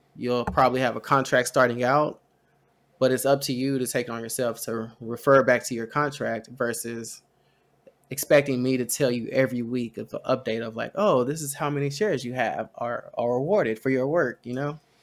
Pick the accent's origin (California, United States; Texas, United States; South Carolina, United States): Texas, United States; We're Texan